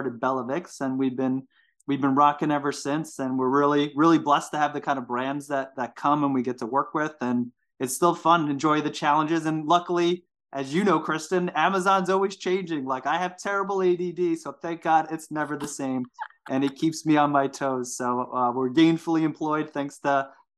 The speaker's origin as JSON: {"language": "English", "town": "Seaford", "region": "New York", "country": "United States", "tie": "born or raised there", "said": "I actually grew up in New York, Long Island, New York. I grew up in Seaford specifically"}